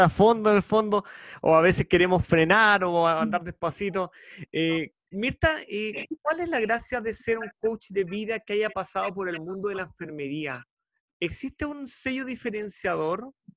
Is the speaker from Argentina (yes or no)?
no; Chile; periodista chileno con más de 10 años dedicado a la comunicación social